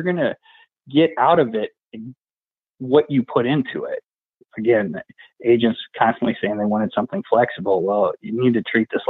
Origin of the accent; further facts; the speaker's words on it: Waterloo, Illinois, United States; Waterloo, my hometown, is one town over from a town called Valmire, Illinois